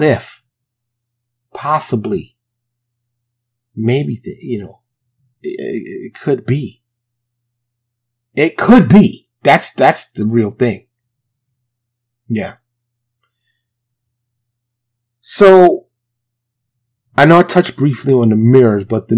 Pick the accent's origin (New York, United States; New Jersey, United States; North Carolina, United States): New York, United States; New York City; moved away as an adult; now in Dallas, United States; born and raised in New York City, but I currently live in a suburb of Dallas